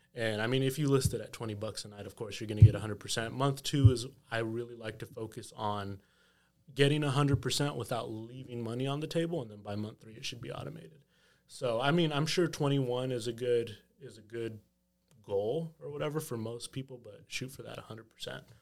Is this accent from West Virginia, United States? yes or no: no; Texas, United States; moved away as an adult; now in New York, United States; I was born and raised in Texas